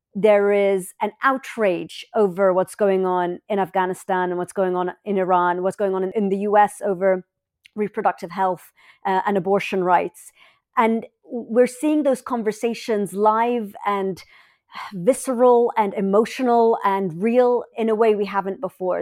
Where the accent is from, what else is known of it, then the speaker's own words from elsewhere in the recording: London, United Kingdom; moved away as an adult; I was born in London. My parents are Egyptian, and I lived in this really beautiful house